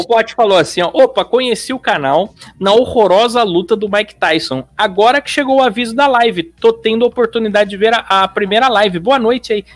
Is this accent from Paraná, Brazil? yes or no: no; São Paulo, Brazil; Eu sou de São Paulo